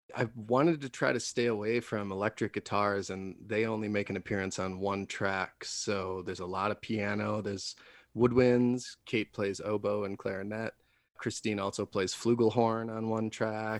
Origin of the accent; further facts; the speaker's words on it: Wisconsin, United States; now in Denver, United States; I'm from Wisconsin originally, and way way back when I lived there